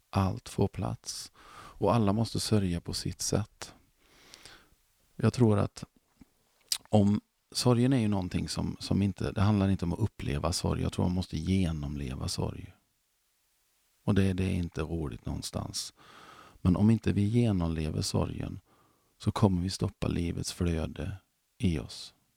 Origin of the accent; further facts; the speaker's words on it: Mark Municipality, Västra Götaland, Sweden; Jag kommer från Marks kommun